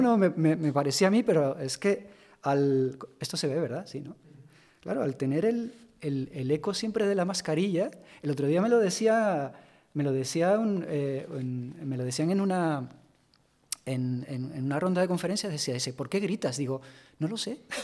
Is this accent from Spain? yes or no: yes; Tenerife, Canary Islands, Spain; moved away; also born or lived in Madrid; en mi tierra, Tenerife